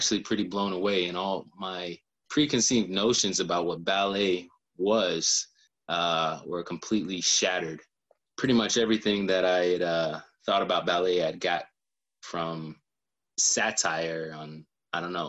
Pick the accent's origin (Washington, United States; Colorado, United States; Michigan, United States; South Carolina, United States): South Carolina, United States; Elgin; also born or lived in Columbia, South Carolina; raised in Elgin, South Carolina.